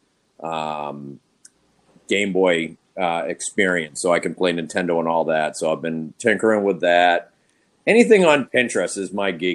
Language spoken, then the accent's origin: English; Boston, Massachusetts, United States; moved away as an adult; now in Louisville, United States; I am originally from Boston, Massachusetts.